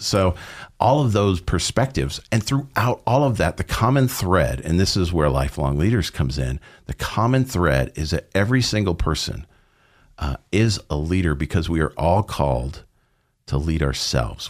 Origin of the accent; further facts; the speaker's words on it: Southern California, United States; moved away; I uh, grew up in Southern California